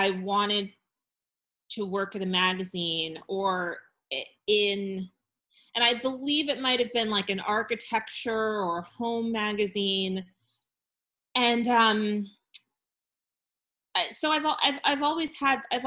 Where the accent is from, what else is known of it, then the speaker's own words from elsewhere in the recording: New England, United States; I'm from New England